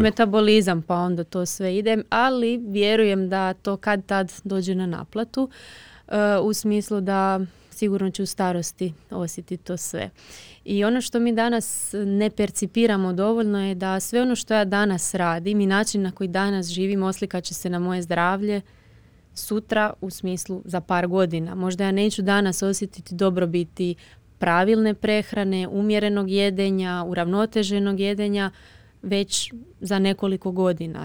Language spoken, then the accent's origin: Croatian; Croatia; tu kod nas u Hrvatskoj